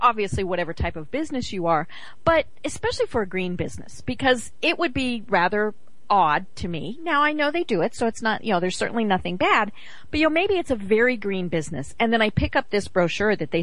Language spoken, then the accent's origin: English; Walden, Colorado, United States; now in Georgia, United States; I am from Walden, Colorado